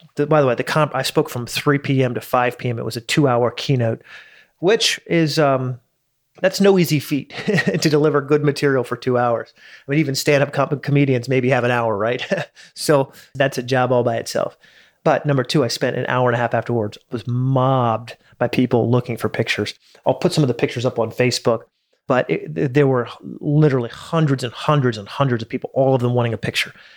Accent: United States; I'm an American in Dubai

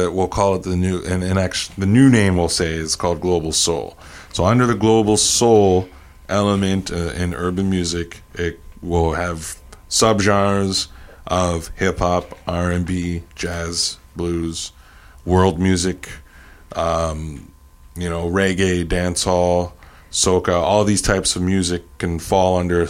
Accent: Saint John, New Brunswick, Canada; I'm from St. John, graduated from St. Max

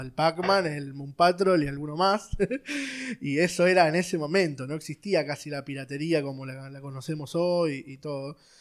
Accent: Buenos Aires, Argentina; nací en Capital Federal, en un barrio que se llama Villa Devoto. Este, ahí, nací, fui al, colegio

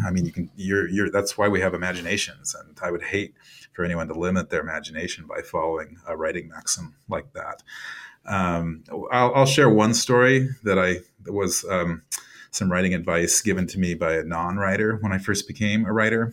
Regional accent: Iowa, United States; moved away; I've moved away from Iowa and it's been a number of years since I've lived there

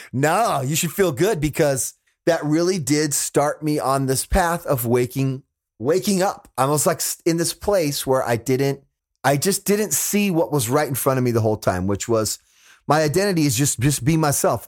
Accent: Fresno, California, United States; my hometown of Fresno

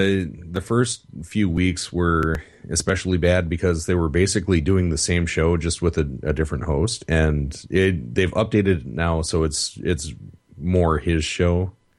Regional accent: South Africa; now in United States; Yeah, I'm from South Africa, and in America you pronounce things differently for like 15 minutes.

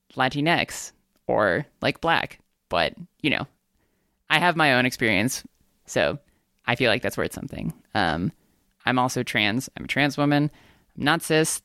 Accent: United States; I am a Korean American. I'm Asian American.

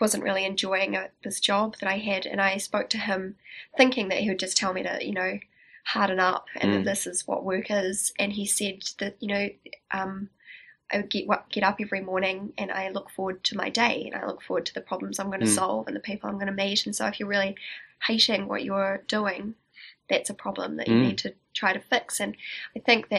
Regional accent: Upper Hutt, Wellington, New Zealand; also born or lived in Gisborne; I grew up in Upper Hutt, and I went to school in Lower Hutt

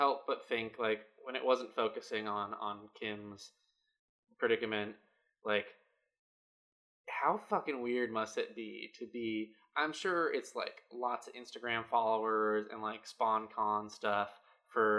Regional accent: Kirkland, Washington, United States; I am from Kirkland, Washington

